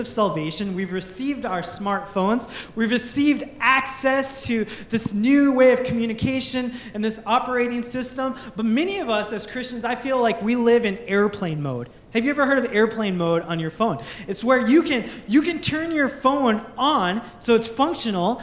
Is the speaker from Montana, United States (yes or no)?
no; Minnesota, United States; also born or lived in Michigan; now in Bellevue, United States; I grew up in Minnesota.